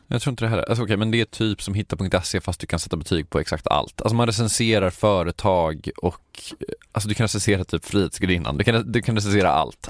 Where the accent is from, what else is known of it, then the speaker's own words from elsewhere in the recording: Sweden; jag är svensk